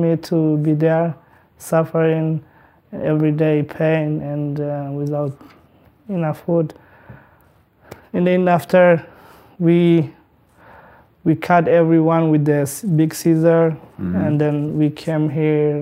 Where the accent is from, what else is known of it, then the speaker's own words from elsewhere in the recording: Eritrea; English is a second language; moved away as an adult; I grew up originally in Eritrea